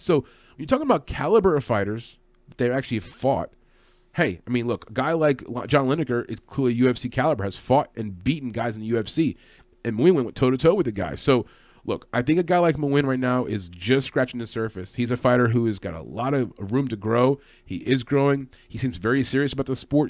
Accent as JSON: {"language": "English", "region": "New York City area", "country": "United States", "said": "I'm from the New York City area"}